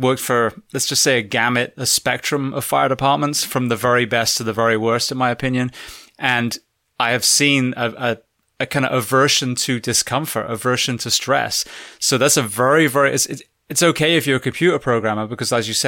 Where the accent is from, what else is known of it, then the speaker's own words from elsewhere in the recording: England, United Kingdom; also born or lived in Florida / California; now in United States; I'm originally from England, so I'm not, you know, conditioned for the heat